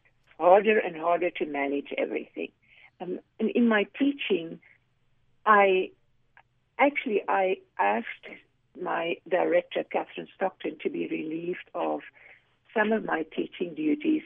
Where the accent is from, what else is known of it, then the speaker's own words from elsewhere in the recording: South Africa; now in United States; I grew up in South Africa